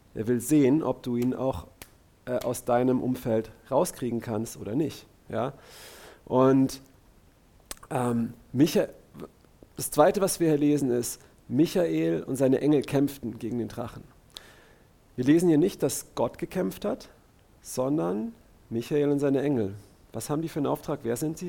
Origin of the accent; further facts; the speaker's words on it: Karlsruhe, Baden-Württemberg, Germany; Axel und ich, wir sind aus Karlsruhe